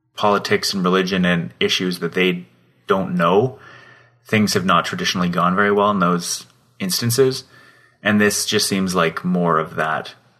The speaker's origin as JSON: {"language": "English", "town": "Calgary", "region": "Alberta", "country": "Canada", "tie": "born or raised there", "said": "so far east of Calgary where I grew up."}